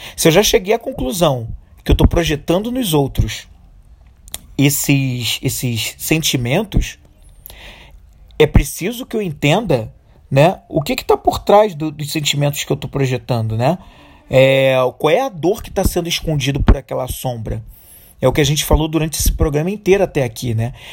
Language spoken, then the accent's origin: Portuguese; Brazil; como brasileiros, e como e dentro da nossa cultura brasileira a gente tem uma corrupção extremamente enraizada